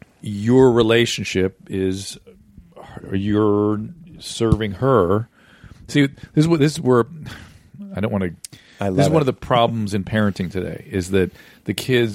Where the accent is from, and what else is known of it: Pasadena, California, United States